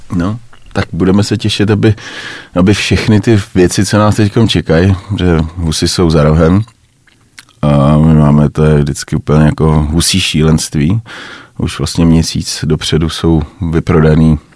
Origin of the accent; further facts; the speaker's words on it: Czechia; my si asi málo užíváme jako Češi